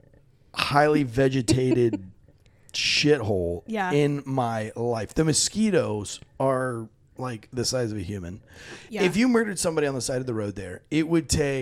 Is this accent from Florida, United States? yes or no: yes; Florida, United States; I grew up in Florida